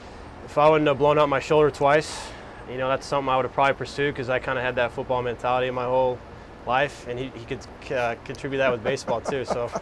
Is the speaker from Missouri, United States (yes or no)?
yes; St. Louis, Missouri, United States; it is awesome being the hometown kid. You know, I dreamed coming up here and stuff and playing at Busch, coming to games.